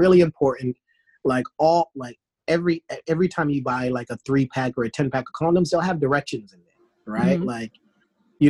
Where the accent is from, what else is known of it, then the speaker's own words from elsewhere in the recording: Boston, Massachusetts, United States; also born or lived in New York / Washington, D.C.; now in Atlanta, United States; I'm from Boston